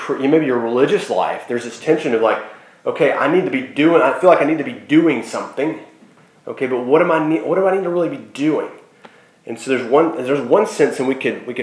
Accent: Sherwood, Arkansas, United States; I grew up in Sherwood, Arkansas

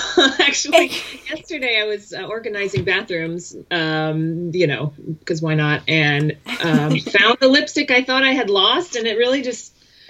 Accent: California, United States; now in Colorado, United States; I grew up in California. We moved around.

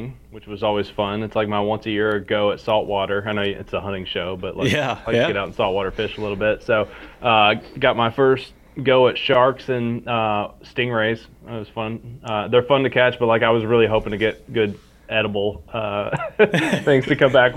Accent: Harlan County, southeastern Kentucky, United States; moved away as an adult; also born or lived in Bell County, Kentucky / Lexington, Kentucky; now in Louisville, United States; I was born in Harlan County, grew up in Bell County and Harlan County both

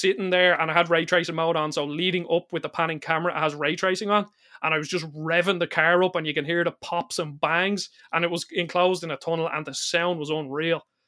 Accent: Ireland; I'm Irish

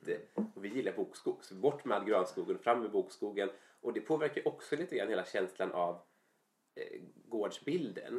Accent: Falkenberg, Halland County, Sweden; jag är uppvuxen i Falkenberg sen jag var mm. liten

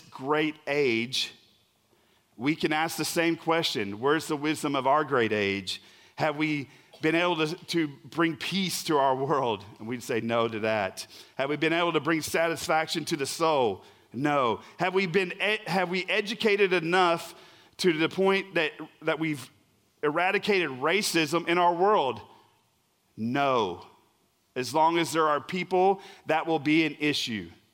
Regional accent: Oklahoma, United States; I'm really from Oklahoma

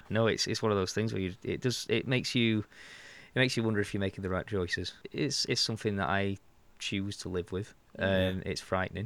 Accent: Warrington, North West England, United Kingdom; I'm from Warrington

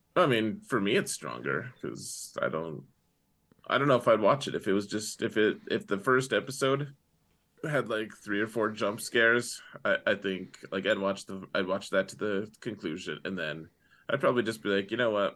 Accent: Wyoming, United States; moved away as an adult; I grew up in Wyoming.

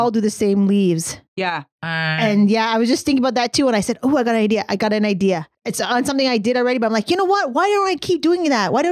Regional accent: England, United Kingdom; I'm English. I'm English.

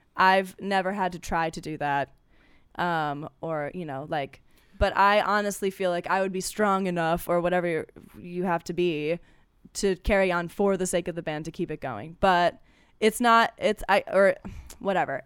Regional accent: Ohio, United States; now in Los Angeles, United States; I'm from Ohio.

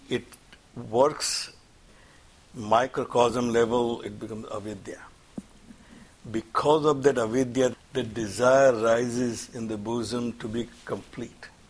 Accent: India; moved away; I'm from India

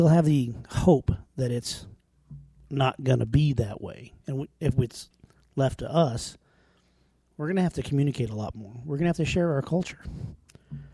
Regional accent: Wyoming, United States; moved away as an adult; I grew up in Wyoming, southeast corner of the state

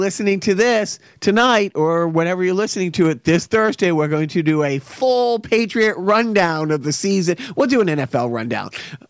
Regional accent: Wilmington, Massachusetts, United States; I grew up in Wilmington.

